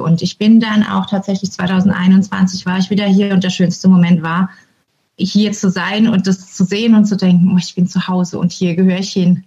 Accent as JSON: {"language": "German", "country": "Germany", "moved": "as an adult", "lives_now": "Norway", "said": "als Deutscher"}